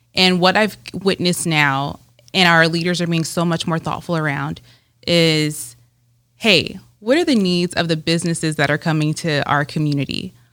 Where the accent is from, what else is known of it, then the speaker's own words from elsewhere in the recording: Rancho Cucamonga, California, United States; moved away as an adult; now in Las Vegas, United States; I am originally from Southern California. Um, I usually start with L A, but really from Rancho Cucamonga, California. I moved to Las Vegas in two thousand nine to attend U N L V